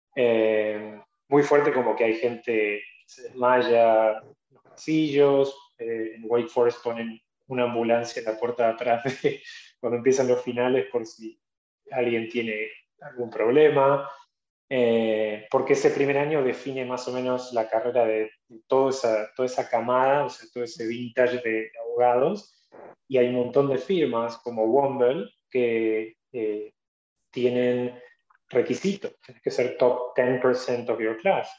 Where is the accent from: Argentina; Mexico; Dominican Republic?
Argentina; moved away as an adult; also born or lived in North Carolina, United States; now in New York, United States; Ya no soy un abogado argentino que hizo una maestría, soy un abogado americano